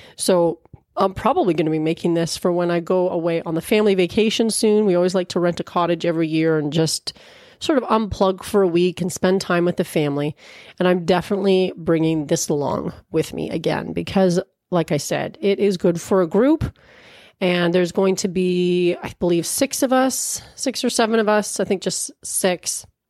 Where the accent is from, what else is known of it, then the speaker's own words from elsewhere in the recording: Peterborough, Ontario, Canada; here in my hometown of Peterborough, Ontario